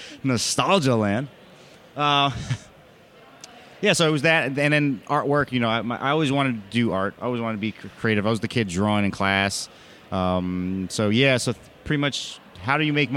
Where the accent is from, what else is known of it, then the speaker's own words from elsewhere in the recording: Jersey City, New Jersey, United States; Jersey City probably the best... Where I'm from